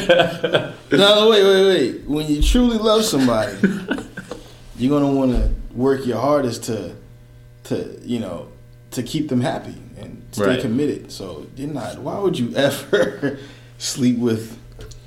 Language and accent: English; the South, United States; moved away; originally I'm from the South